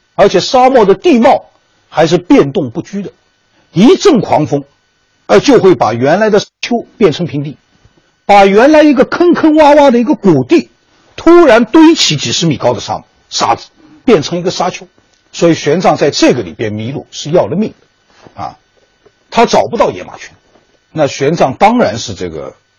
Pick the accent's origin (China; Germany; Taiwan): China; Wuxi, Jiangsu; 我老家是江苏无锡